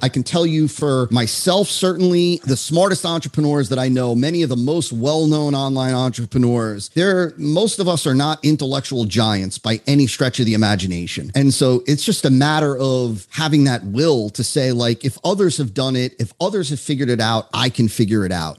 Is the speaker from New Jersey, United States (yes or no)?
yes; New Jersey, United States; now in West Palm Beach, United States; I grew up in New Jersey. Uh, I'm now in South Florida